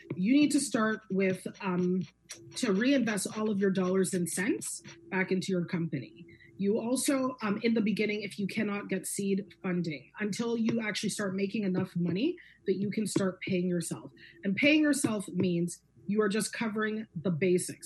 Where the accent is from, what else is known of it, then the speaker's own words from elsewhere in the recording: Guelph, Ontario, Canada; I'm born and raised in Guelph, Ontario. I'm a Guelphite